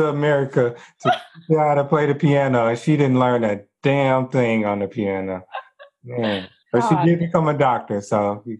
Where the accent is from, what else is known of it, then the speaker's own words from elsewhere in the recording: Texas, United States; I'm from Texas.